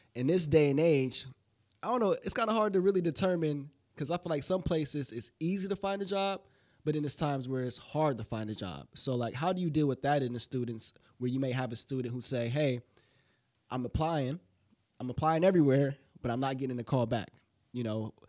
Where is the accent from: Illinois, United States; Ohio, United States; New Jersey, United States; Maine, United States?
Ohio, United States; Alliance; I'm from Alliance as well